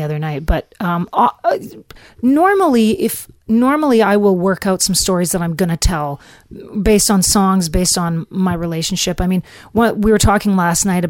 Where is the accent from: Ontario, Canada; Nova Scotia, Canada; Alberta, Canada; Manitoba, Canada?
Manitoba, Canada; Flin Flon; moved away; also born or lived in Nashville; this is my hometown